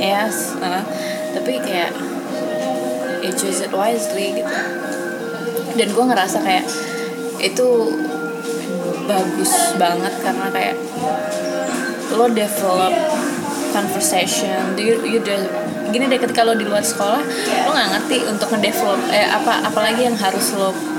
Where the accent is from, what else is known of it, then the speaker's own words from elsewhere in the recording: Depok, West Java, Indonesia; also born or lived in East Jakarta; gue tinggal rumah di Depok tapi dari SD sampai SMP gue di Jakarta Timur